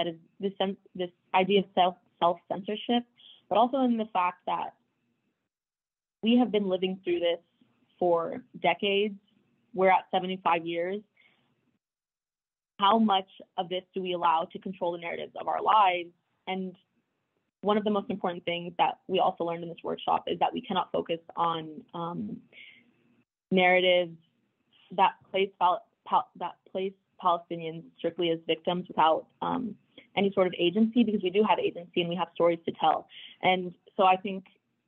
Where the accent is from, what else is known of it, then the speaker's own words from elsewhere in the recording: United States; I grew up in the United States, but I grew up on the US-Mexico border